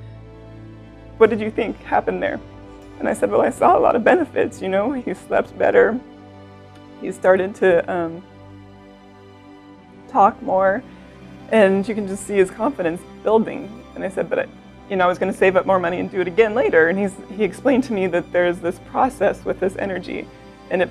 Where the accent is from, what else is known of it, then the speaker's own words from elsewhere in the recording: Santa Rosa, California, United States; I'm from Santa Rosa, California